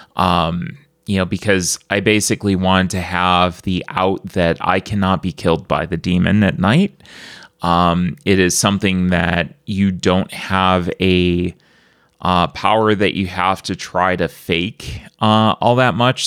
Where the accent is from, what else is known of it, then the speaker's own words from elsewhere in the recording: Buffalo, New York, United States; I'm from Buffalo